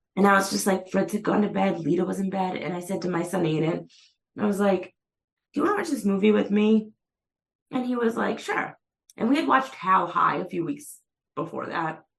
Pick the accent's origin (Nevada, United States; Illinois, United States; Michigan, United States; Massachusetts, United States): Massachusetts, United States; Methuen; I'm from Methuen